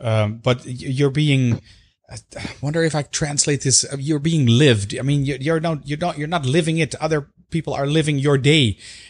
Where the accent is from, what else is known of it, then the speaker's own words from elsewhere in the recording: Netherlands; being from the Netherlands